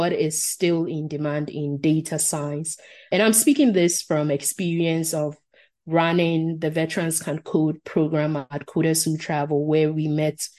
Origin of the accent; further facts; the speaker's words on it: Ghana; first language Asante Twi; English is a second language; moved away; my native language, Asante Chi from Ghana